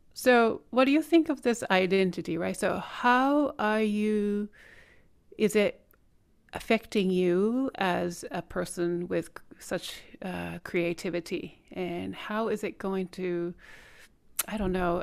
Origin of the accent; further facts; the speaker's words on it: Japan; now in United States; I'm Korean, but born raised in Japan